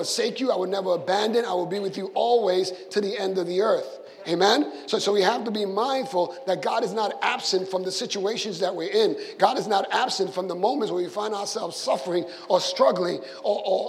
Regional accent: Puerto Rico; moved away; when I grew up in Puerto Rico

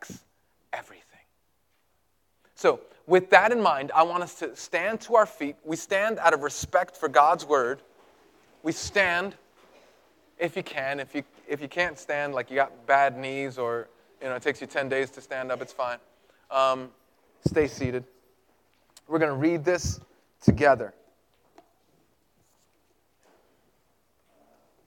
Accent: New York City, New York, United States; moved away; I grew up in Greenpoint

